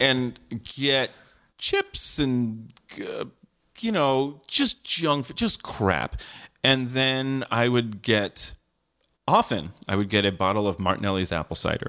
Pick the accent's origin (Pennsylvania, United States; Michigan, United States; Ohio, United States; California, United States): California, United States; San Jose; I grew up in San Jose, California.